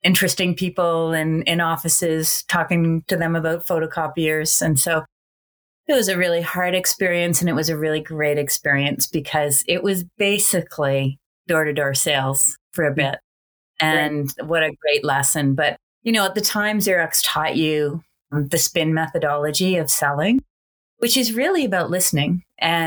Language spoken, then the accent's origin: English; Ottawa, Ontario, Canada; Grew up in Ottawa, in the suburb of Ottawa